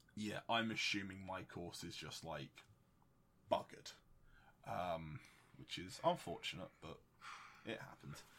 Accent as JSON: {"language": "English", "country": "United Kingdom"}